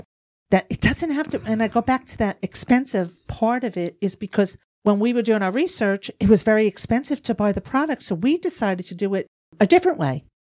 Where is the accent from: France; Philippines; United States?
United States; New York; see, but me, I'm from New York, so I'm just rambling.